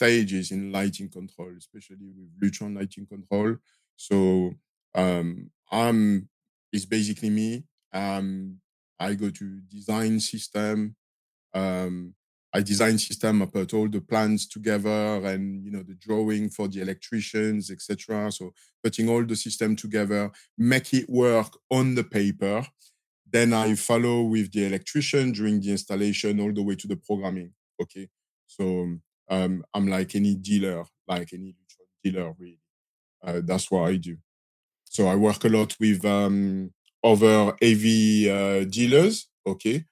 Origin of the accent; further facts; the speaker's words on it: Marseille, Provence-Alpes-Côte d'Azur, France; accent: French; English is a second language; moved away as an adult; I'm from Marseille in the south of France.